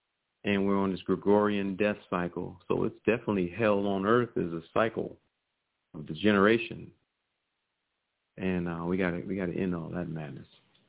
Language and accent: English; Virginia, United States; You know, I'm from Virginia, so I've seen him, who he is.